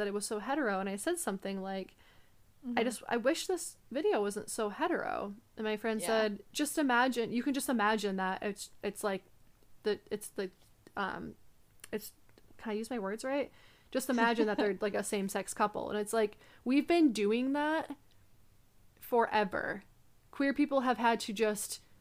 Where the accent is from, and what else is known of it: United States